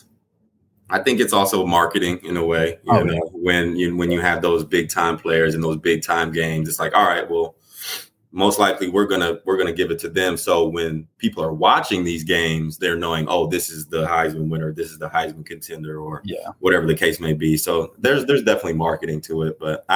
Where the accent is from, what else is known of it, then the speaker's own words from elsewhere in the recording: Michigan, United States; I'm from Michigan